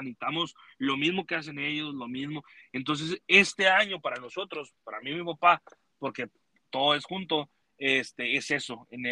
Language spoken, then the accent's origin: Spanish; Mexico; moved away as an adult; now in United States; llegué yo siendo mexicano